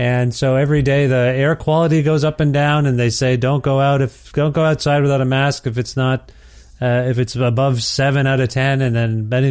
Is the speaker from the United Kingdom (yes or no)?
no; Ontario, Canada; moved away as an adult; also born or lived in Guelph; I am from Ontario originally and was living in Guelph